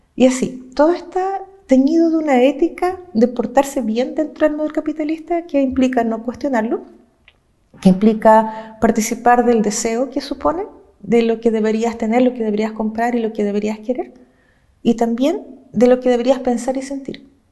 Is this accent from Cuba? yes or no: no; Chile; yo vengo de Chile, no del pueblo mapuche